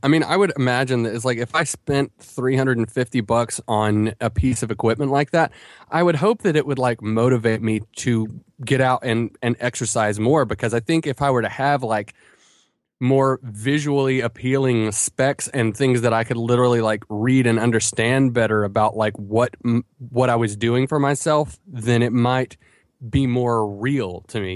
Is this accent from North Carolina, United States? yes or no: yes; Asheville, North Carolina, United States; my hometown of Asheville